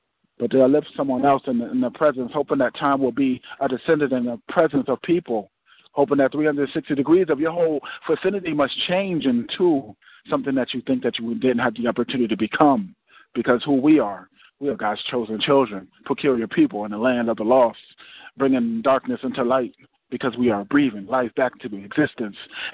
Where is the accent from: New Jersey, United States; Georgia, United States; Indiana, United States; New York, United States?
New Jersey, United States; Irvington; I'm from Irvington, New Jersey